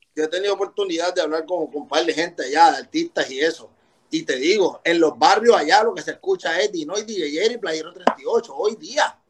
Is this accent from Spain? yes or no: no; Puerto Rico; Porque nosotros tenemos ese gusto para la música